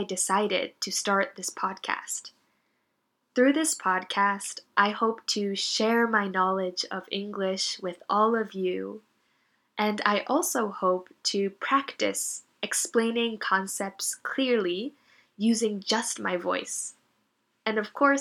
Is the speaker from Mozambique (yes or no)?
no; Northeastern United States, United States; moved away as an adult; now in Japan; I am from the United States. More specifically, I'm from the East Coast of the country